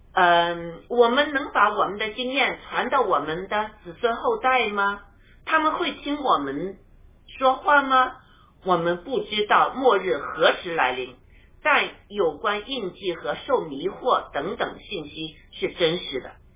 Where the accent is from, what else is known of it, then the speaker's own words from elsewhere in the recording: China; moved away; 我已经给中共洗脑洗了这么久